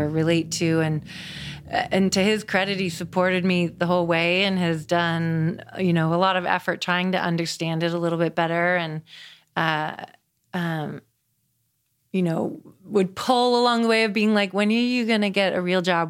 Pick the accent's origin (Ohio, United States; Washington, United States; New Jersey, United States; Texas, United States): Washington, United States; Seattle; moved away as an adult; also born or lived in Colorado; I grew up in Seattle, Washington